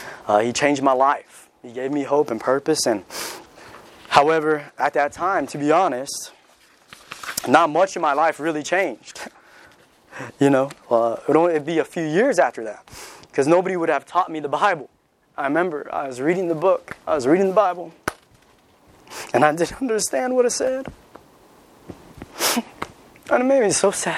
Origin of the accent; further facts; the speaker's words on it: California, United States; moved away; where I'm from, I'm from California. You know, everybody's pretty much atheist or they're culturally Catholic because everybody's Mexican right there. My high school was 90% Mexican